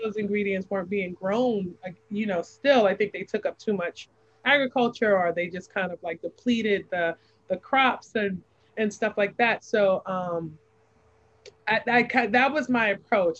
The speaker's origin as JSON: {"language": "English", "town": "New York City", "region": "New York", "country": "United States", "tie": "born or raised there", "moved": "yes", "lives_now": "Savannah, United States", "said": "I was born and raised in New York City"}